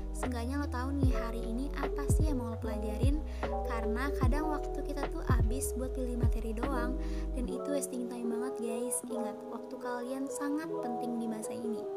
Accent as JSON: {"language": "Indonesian", "town": "Bandar Lampung", "region": "Lampung", "country": "Indonesia", "said": "Asal gue dari Bandar Lampung"}